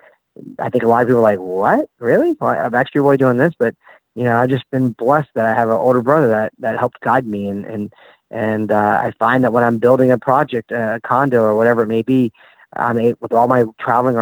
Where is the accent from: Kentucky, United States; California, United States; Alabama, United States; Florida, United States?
Florida, United States; Orlando; growing up in Orlando